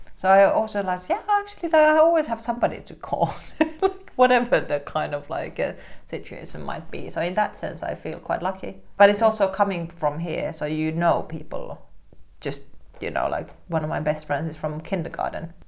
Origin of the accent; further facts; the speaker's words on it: Helsinki, Uusimaa, Finland; I grew up in Helsinki